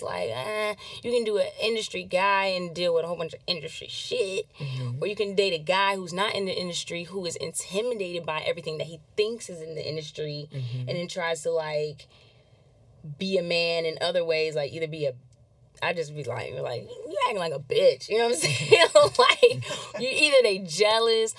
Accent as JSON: {"language": "English", "region": "Massachusetts", "country": "United States", "tie": "born or raised there", "also_born_or_lived": "Anaheim, California", "moved": "yes"}